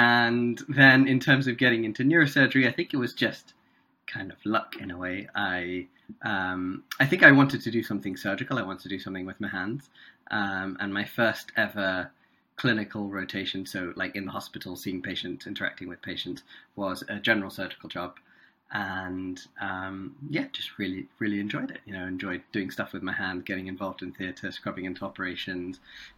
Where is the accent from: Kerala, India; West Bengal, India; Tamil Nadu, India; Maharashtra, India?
Tamil Nadu, India; Chennai; first language Tamil; English is a second language; also born or lived in Singapore; I grew up in Chennai. In South India. And so I speak Tamil.